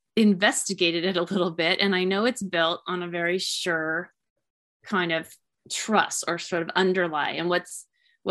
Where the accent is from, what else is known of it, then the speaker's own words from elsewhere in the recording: Tacoma, Washington, United States; also born or lived in Puget Sound, Washington; my hometown in Tacoma, which is about an hour and a half away from where I live now